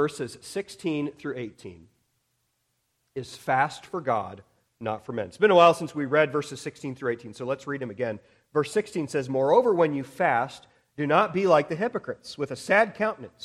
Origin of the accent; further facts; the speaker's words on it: United States; we as American Christians